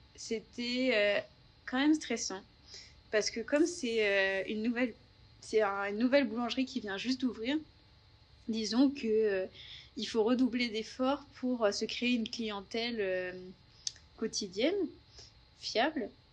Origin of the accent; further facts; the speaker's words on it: Paris region, Yvelines, Île-de-France, France; moved away as an adult; now in Melbourne, Australia; je suis française. Je viens de région parisienne, du 78